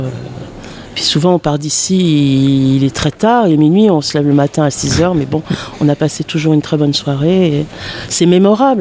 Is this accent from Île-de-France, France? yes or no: yes; Paris, Île-de-France, France; now in Bagnolet, France; je suis parisienne de base, j'ai été au lycée à Paris.